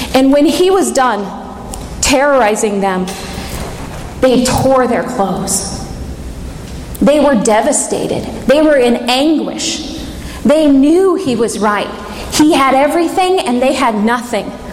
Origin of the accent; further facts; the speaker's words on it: England, United Kingdom; I'm English